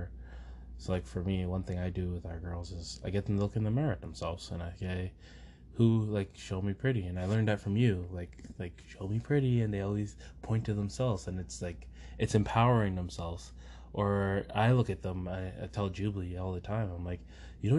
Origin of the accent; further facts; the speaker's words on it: Canada; I was born in Canada, so I'm a Canadian.